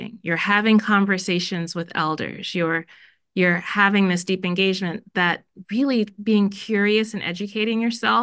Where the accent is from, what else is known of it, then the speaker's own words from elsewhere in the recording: Miami, Florida, United States; also born or lived in Jamaica; now in Minnesota, United States; I was born in Jamaica. My parents left Jamaica and took us to Miami when I was really little